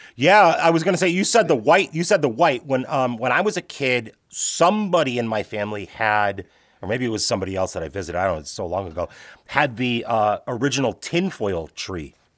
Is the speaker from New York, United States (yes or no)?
no; Chicago, Illinois, United States; I grew up in the Midwest, in Chicago